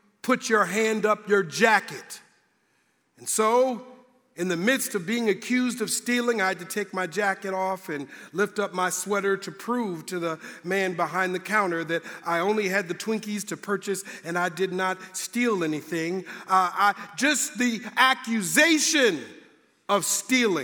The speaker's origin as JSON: {"language": "English", "town": "Minneapolis", "region": "Minnesota", "country": "United States", "tie": "born or raised there", "moved": "as an adult", "lives_now": "Indiana, United States", "said": "growing up in Minnesota, it gets cold"}